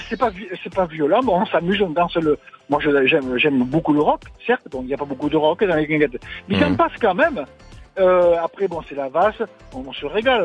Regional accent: Landes, Nouvelle-Aquitaine, France; also born or lived in Pyrénées-Atlantiques; nous, on est dans des Pyrénées-Atlantiques. D'ailleurs, je suis né dans les Landes.

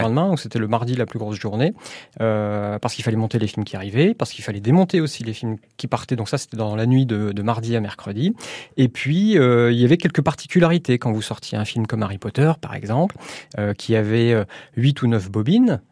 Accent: Calais, Hauts-de-France, France; moved away as an adult; also born or lived in Lille / Boulogne-sur-Mer / Auvergne; now in Aubière, France; Je suis né à Calais

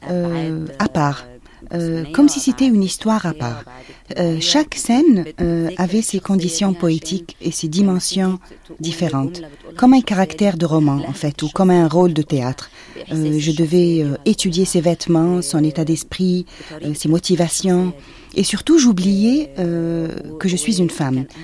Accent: Alexandria, Alexandria Governorate, Egypt; French is a second language; moved away as an adult; now in Cairo, Egypt; j'ai quitté ma ville natale, Alexandrie, euh, pour le Caire

